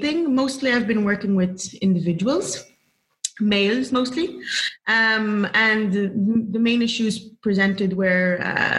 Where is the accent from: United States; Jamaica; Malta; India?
Malta; I'm from Malta